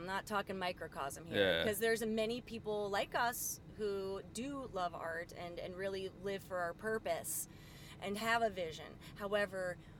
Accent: United States; I'm American.

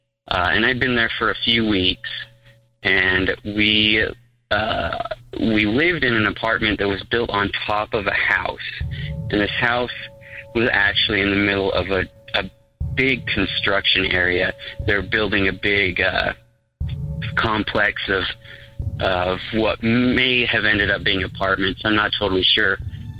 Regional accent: Utah, United States; I'm from Utah, so safe guess, I am Mormon.

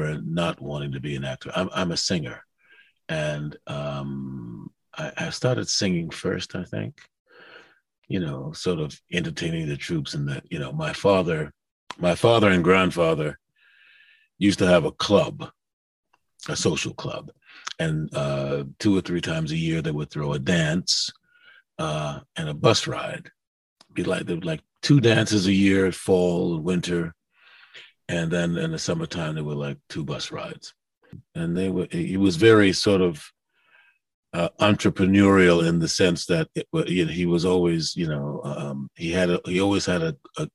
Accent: New York City, New York, United States; also born or lived in Harlem / the Bronx; I was born in Harlem, grew up in the Bronx, and you know, at first my parents lived in the Bronx for a little bit, but I grew up mostly in Queens

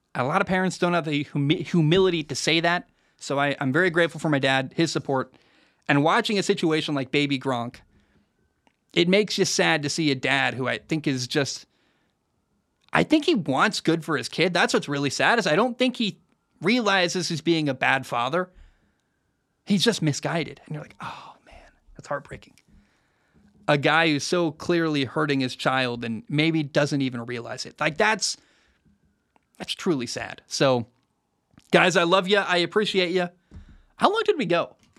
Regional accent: Oregon, United States; moved away; My family still lives in the Oregon area

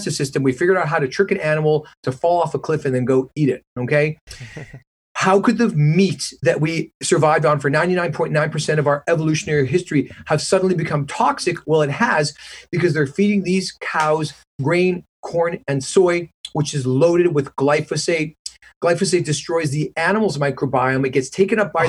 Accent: Canada; moved away as an adult; also born or lived in Detroit, United States / Vancouver, British Columbia; now in Manhattan Beach, United States; when I grew up in Canada.

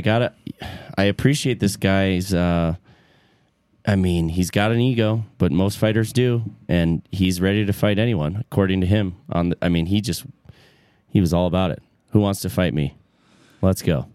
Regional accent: between Flint and Detroit, Michigan, United States; I grew up in between Flint and Detroit, and I grew up in a white suburb

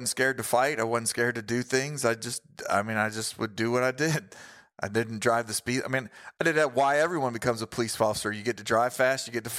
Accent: Florida, United States; also born or lived in Missouri; I'm from Florida

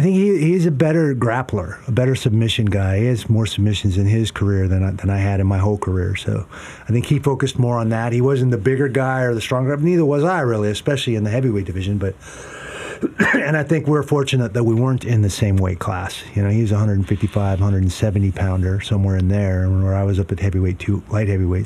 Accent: Seattle, Washington, United States; I grew up in Seattle.

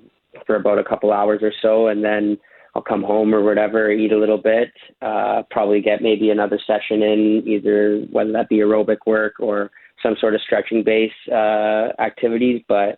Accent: Canada; Yeah, honestly, I've never been so engaged in watching football matches than I was when I was watching Canada, and I felt very proud to be watching t

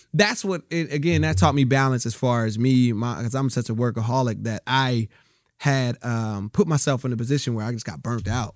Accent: Rialto, California, United States; also born or lived in Bellflower, California / Compton, California; I grew up in Rialto, California.

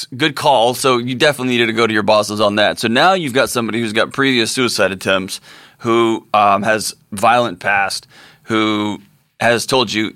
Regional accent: Texas, United States; my home state of Texas

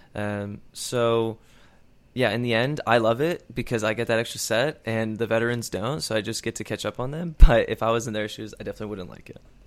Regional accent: Chicago, Illinois, United States; Chicago, my hometown

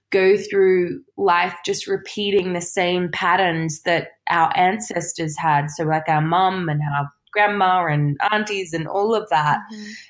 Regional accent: Sydney, New South Wales, Australia; moved away as an adult; now in United Kingdom; I grew up in Australia

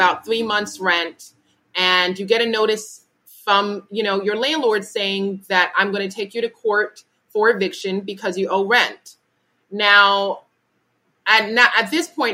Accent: New York, United States; as a New Yorker

